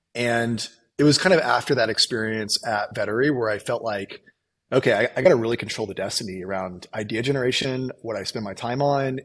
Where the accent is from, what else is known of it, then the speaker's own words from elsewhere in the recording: Illinois, United States; I grew up in the Midwest on a farm in Illinois